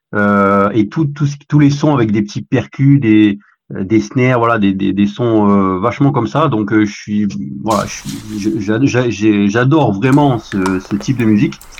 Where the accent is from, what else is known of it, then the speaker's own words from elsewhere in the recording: Corsica, France; chez moi en Corse.